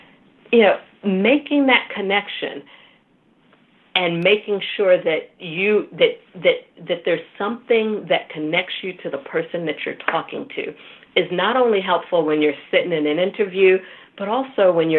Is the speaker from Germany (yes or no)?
no; Nigeria; Now, the being Nigerian is unique in that, you know, getting invited to the boardroom also means getting the job, right?